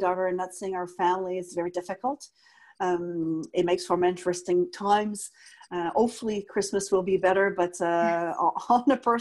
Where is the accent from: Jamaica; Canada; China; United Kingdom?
Canada; Quebec; I never forget where I come from, regardless it is from my hometown in Quebec